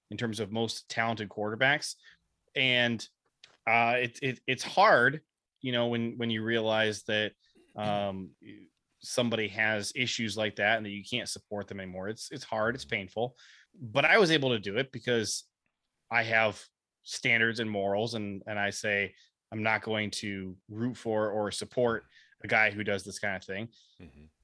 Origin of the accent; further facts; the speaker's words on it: Ohio, United States; I grew up in Ohio.